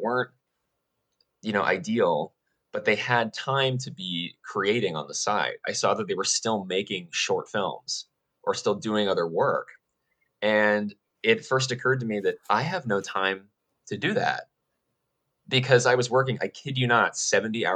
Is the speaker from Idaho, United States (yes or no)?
yes; Idaho, United States; moved away as an adult; also born or lived in Southern California; I'm originally from Idaho